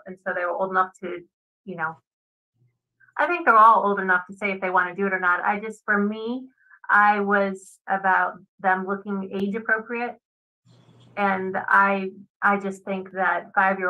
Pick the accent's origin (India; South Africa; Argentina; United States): United States; Laurel, Maryland; I went to my hometown. My hometown's they have like a little festival for our town, Laurel Savage area, Maryland.